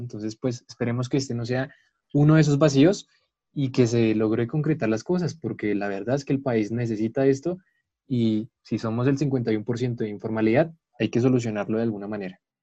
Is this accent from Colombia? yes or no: yes; Colombia; como colombianos